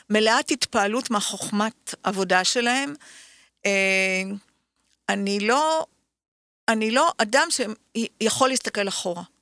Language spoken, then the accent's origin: Hebrew; Tel Aviv, Tel Aviv District, Israel; ברחוב בורחוב.